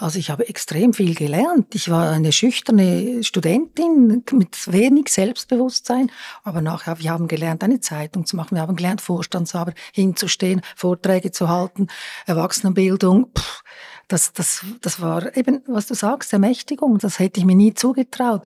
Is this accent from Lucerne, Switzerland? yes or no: yes; Lucerne, Switzerland; jetzt auch als Luzernerin